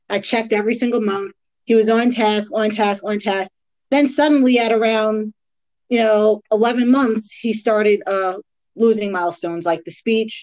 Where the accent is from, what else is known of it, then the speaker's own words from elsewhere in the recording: Long Island, New York, United States; moved away as an adult; also born or lived in Queens, New York / Maryland / New Jersey; now in Georgia, United States; I grew up in Long Island. Born in Queens, raised in Long Island